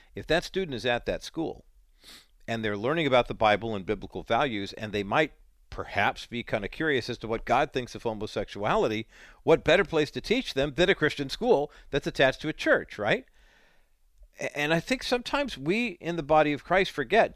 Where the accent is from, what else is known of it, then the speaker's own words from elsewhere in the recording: United States; growing up in America